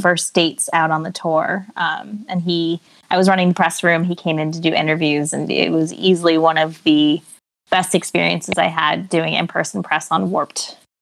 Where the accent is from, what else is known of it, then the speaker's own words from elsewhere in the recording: New Jersey, United States; I'm from New Jersey, born and raised, still live in New Jersey